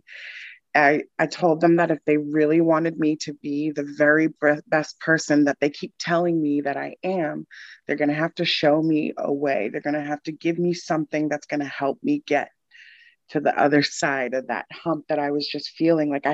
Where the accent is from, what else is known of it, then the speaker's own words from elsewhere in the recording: Newton, Massachusetts, United States; also born or lived in Boston; now in Jersey City, United States; I grew up in Newton, Massachusetts